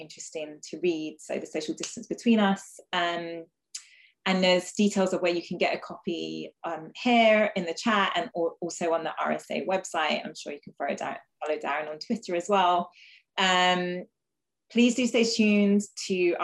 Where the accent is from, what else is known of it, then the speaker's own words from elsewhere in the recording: London, United Kingdom; growing up in London